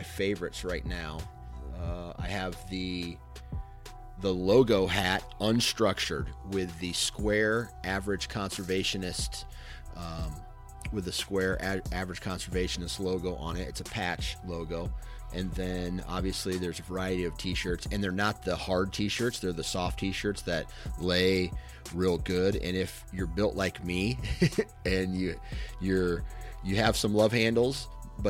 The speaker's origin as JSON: {"language": "English", "town": "Mount Pleasant", "region": "Iowa", "country": "United States", "tie": "born or raised there", "said": "I come from a town in Iowa"}